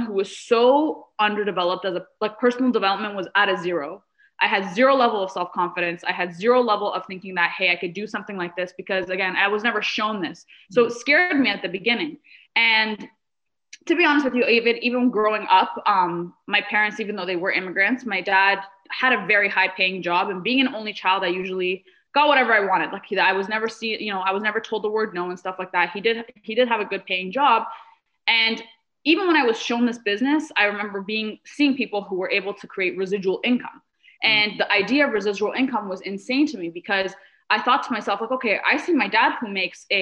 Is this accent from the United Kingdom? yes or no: no; Canada; also born or lived in Middle East; I wasn't born in Canada. We moved here. We immigrated here from the Middle East when I was 7 years old